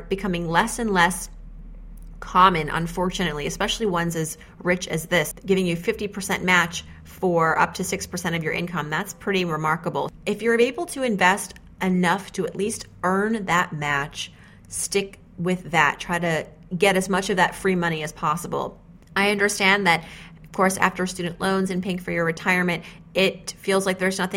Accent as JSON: {"language": "English", "region": "New England", "country": "United States", "said": "We're from New England"}